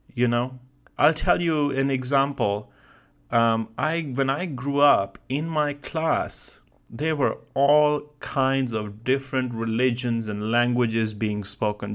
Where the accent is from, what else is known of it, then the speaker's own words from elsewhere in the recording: India; moved away as an adult; now in United States; growing up in India